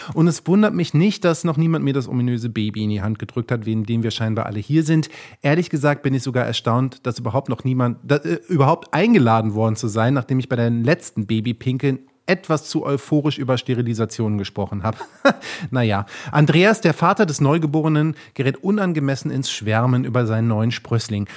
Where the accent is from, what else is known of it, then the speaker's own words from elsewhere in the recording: Rhineland-Palatinate, Germany; ich komme ja gebürtig aus Rheinland-Pfalz